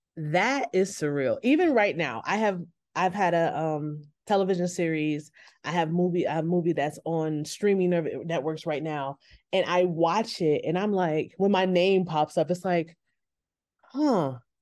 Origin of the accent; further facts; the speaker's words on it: New York, United States; I grew up in New York, winters are cold